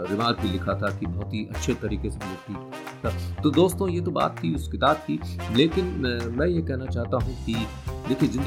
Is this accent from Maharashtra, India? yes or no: no; Bhopal, Madhya Pradesh, India; मैं भी भोपाल का रहने वाला हूँ